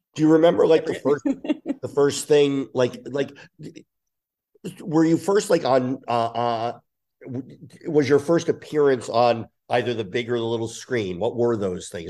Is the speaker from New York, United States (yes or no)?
no; New Jersey, United States; I grew up in Jersey, outside of there